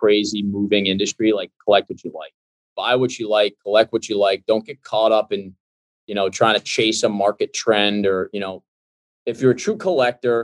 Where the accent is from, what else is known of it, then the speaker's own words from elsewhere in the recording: Boston, Massachusetts, United States; I grew up in Boston